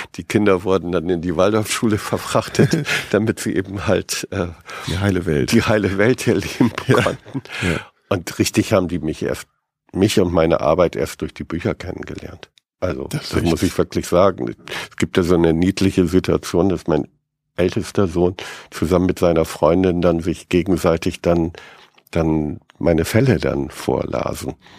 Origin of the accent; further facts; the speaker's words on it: Bremen, Germany; als Bremer